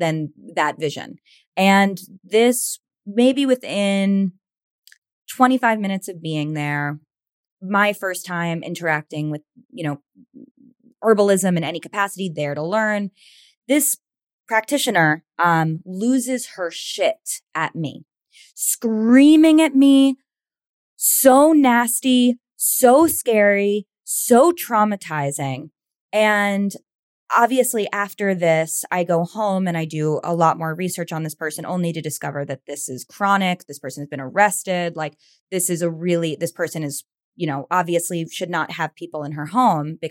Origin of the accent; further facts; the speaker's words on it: New York, United States; I'm from New York